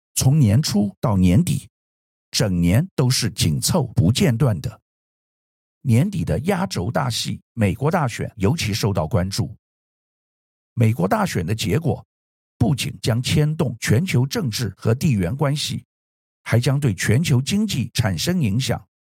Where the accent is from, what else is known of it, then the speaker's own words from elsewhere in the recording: Taiwan; 作为台湾人